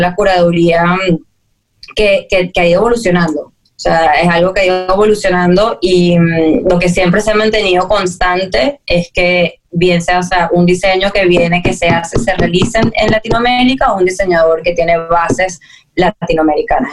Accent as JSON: {"language": "Spanish", "country": "Venezuela", "said": "siendo venezolana, de Venezuela"}